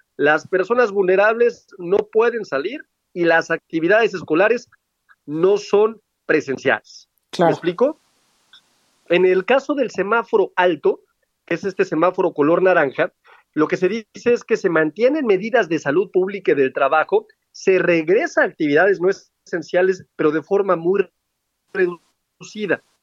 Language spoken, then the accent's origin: Spanish; Aguascalientes, Mexico; Aguascalientes, por ejemplo, ¿no? que es mi tierra